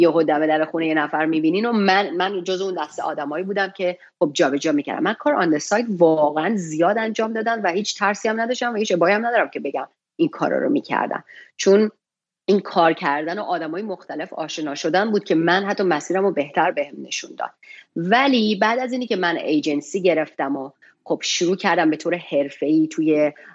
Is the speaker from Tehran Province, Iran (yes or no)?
no; Shiraz, Fars, Iran; now in United States; من توی شیراز به دنیا اومدم و بزرگ شدم